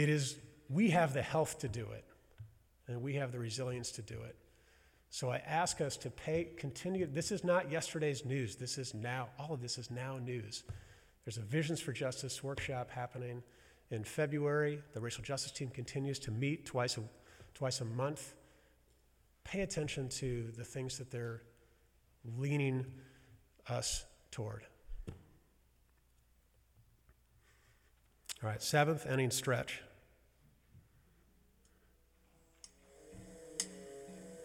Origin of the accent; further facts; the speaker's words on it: University City, Missouri, United States; where I grew up in University City